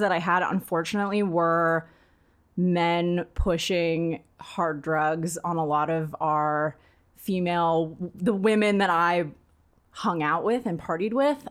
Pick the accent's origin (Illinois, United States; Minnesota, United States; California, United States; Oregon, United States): California, United States; East Bay; also born or lived in Santa Barbara; We lived in a really w, white, really rich neighborhood growing up in the East Bay